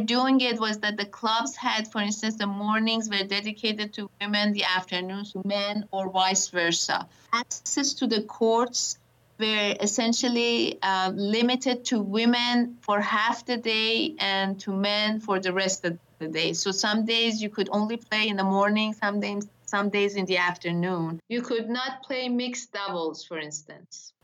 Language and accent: English; Tehran, Tehran Province, Iran; moved away as an adult; now in United States; I was born in Tehran, Iran, and basically I spent my first 20 years of life there